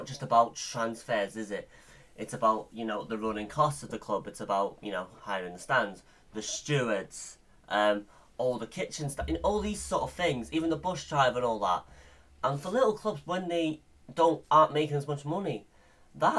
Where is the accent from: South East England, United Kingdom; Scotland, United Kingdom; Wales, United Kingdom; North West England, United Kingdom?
Scotland, United Kingdom; we're both from Scotland